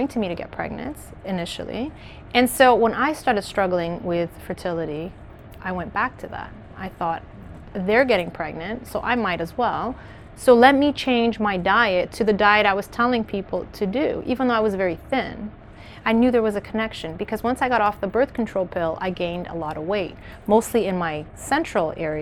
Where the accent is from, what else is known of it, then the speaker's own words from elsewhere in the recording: Canada; moved away as an adult; also born or lived in Maputo, Mozambique; I was raised in Canada, but I was born in Mozambique.